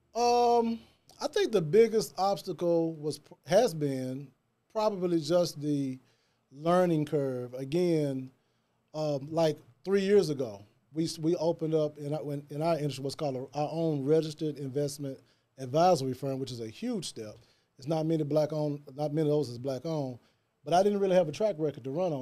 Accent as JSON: {"language": "English", "town": "Jackson", "region": "Tennessee", "country": "United States", "tie": "born or raised there", "moved": "as an adult", "lives_now": "Memphis, United States", "said": "Born and raised in Jackson, Tennessee. That's East Jackson, Tennessee."}